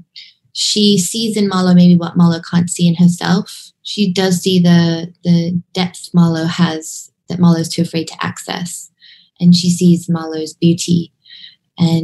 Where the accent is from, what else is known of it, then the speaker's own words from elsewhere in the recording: Hong Kong; I grew up in Hong Kong